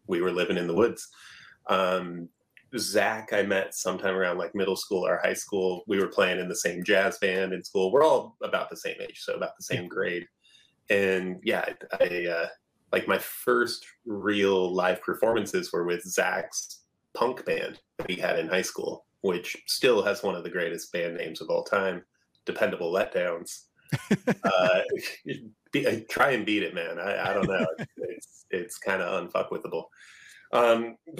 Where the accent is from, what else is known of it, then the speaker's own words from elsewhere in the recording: Alaska, United States; also born or lived in Portland; now in Seattle, United States; growing up in Alaska